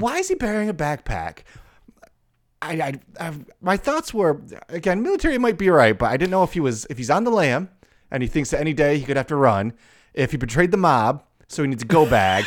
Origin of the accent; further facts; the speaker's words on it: United States; I'm from America